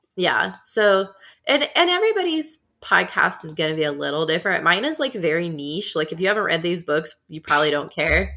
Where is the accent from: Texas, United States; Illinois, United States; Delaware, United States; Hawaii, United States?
Illinois, United States; I grew up in Illinois